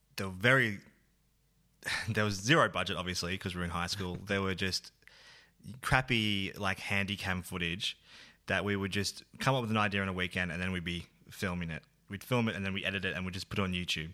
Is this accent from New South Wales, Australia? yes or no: no; Bendigo, Victoria, Australia; Bendigo is where I grew up